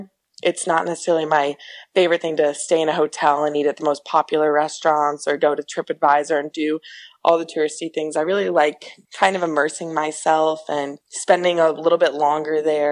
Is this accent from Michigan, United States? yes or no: yes; Michigan, United States; moved away as an adult; also born or lived in Gainesville, Florida; I'm home in Michigan